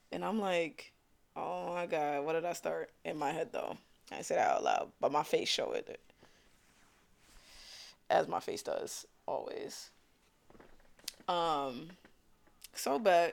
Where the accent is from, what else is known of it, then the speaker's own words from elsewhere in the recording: New York City, New York, United States; accent: New York; Originally from Brooklyn or whatever, if y'all can't tell by my New York accent